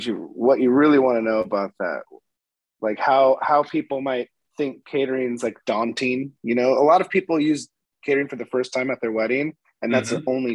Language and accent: English; Sandpoint, Idaho, United States; moved away as an adult; now in Florida, United States; I'm from North Idaho, Sandpoint, Idaho